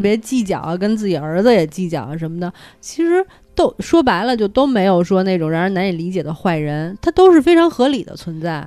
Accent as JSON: {"language": "Chinese", "region": "Beijing", "country": "China", "said": "我们北京人心里"}